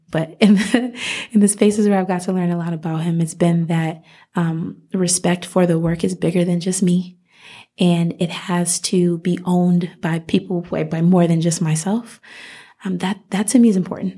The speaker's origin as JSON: {"language": "English", "town": "Rochester", "region": "New York", "country": "United States", "tie": "born or raised there", "also_born_or_lived": "Miami", "moved": "as an adult", "lives_now": "Las Vegas, United States", "said": "I grew up in Rochester, New York"}